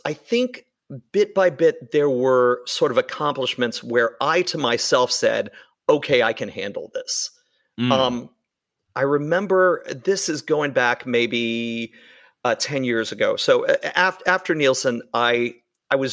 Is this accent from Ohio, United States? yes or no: no; Shreveport, Louisiana, United States; I'm from the South. I grew up in Shreveport, Louisiana.